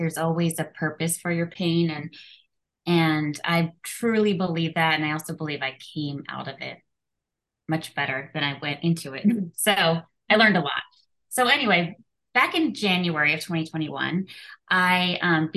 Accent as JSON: {"language": "English", "area": "outside Philadelphia", "region": "Pennsylvania", "country": "United States", "moved": "as an adult", "lives_now": "Orange County, California, United States", "said": "I'm originally from Pennsylvania, outside Philadelphia"}